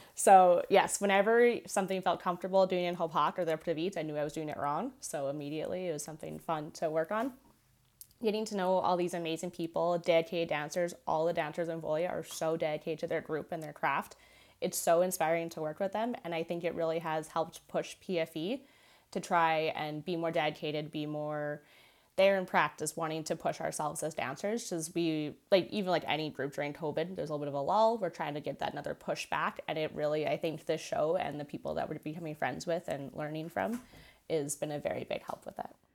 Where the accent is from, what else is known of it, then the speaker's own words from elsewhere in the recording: Canada; I am Canadian, my soul is Ukrainian